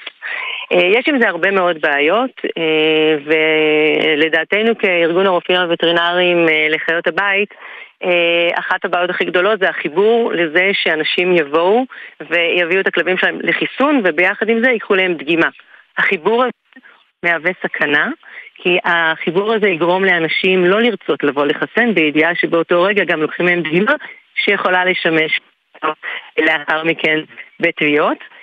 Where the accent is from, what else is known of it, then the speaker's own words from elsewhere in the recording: Negev, Southern District, Israel; אני מהנגב